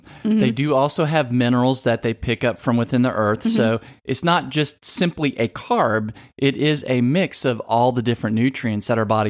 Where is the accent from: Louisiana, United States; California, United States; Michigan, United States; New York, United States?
Louisiana, United States; Southern; moved away; I'm originally from Southern Louisiana.